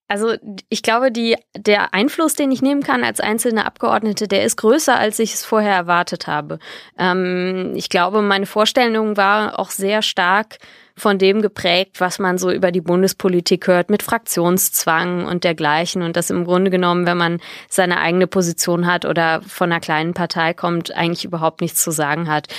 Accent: Bonn, North Rhine-Westphalia, Germany; moved away; also born or lived in Berlin; ich bin in Bonn geboren

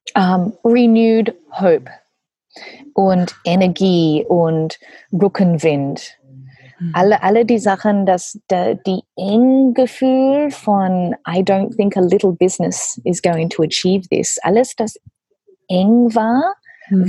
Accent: Australia; German is a second language; also born or lived in Papua New Guinea; now in Germany; ich komme aus Australien und meine Familie sind Gummibauern von Papua Neuguinea

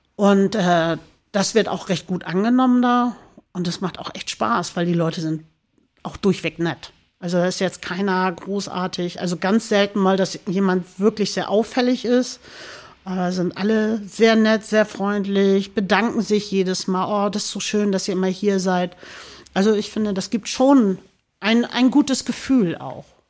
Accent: Hamburg, Germany; also born or lived in St. Pauli, Hamburg; Mein, mein, mein, mein Heimatort in Hamburg ist Baumweg. Baumweg. Barmbek

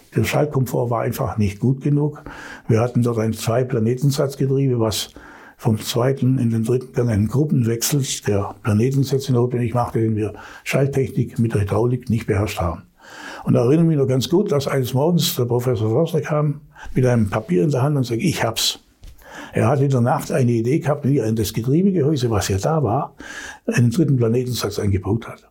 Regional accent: Allgäu, Bavaria, Germany; ich bin ja im Allgäu aufgewachsen

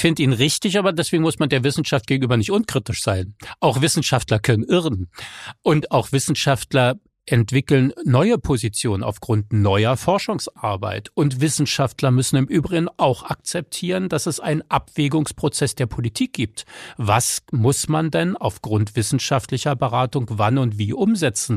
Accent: Berlin, Germany; wir eben auch in einer eingemauerten, aber trotzdem ja freien Stadt, was Rechte anbelangte, leben konnten

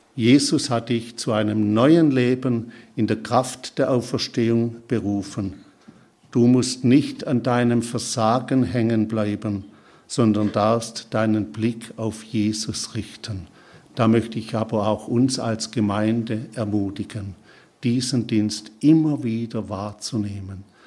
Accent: Schorndorf area, Baden-Württemberg, Germany; also born or lived in Kaisersbach / Papua New Guinea; ich bin in Schondorf zur Schule gegangen

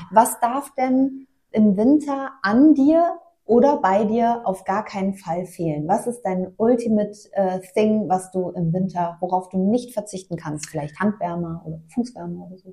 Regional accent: Mainz, Rhineland-Palatinate, Germany; moved away; ich komme ja gebürtig aus Mainz

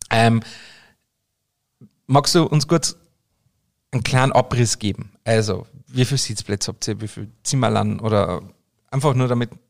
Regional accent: Austria; für mich als Österreicher, der mitten aus dem Berg kommt

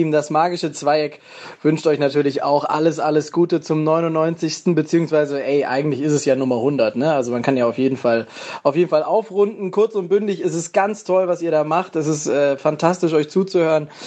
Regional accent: Frankfurt, Hesse, Germany; Äh, als Frankfurter kennt man Bruchhagen zwar einerseits dazu, dass er immer von der Betonierung der Bundesliga spricht

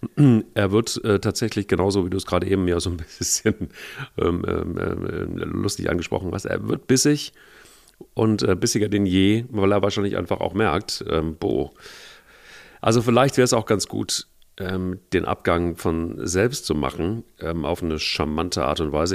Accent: Cologne, North Rhine-Westphalia, Germany; als Kölner

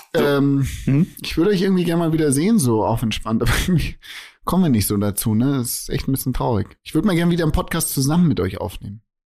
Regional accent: Germany; bei uns in Deutschland

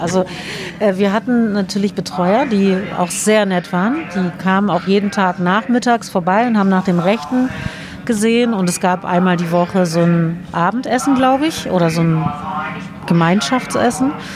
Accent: Berlin, Germany; in Berlin bzw. Kreuzberg, da wo ich aufwuchs

